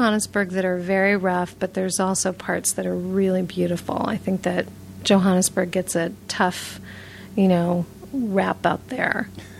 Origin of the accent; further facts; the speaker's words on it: New York City, New York, United States; I was born and raised in New York City.